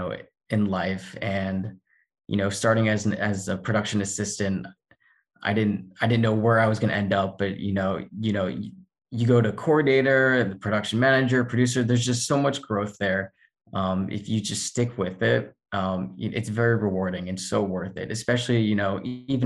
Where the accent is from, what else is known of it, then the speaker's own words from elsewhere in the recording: Florida, United States; moved away as an adult; also born or lived in Indiana; now in Los Angeles, United States; I grew up in Florida.